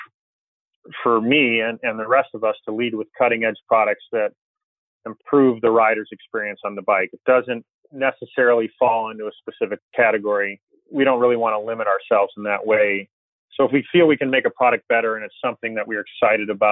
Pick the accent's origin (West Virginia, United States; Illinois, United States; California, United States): Illinois, United States; Chicago; I grew up in Chicago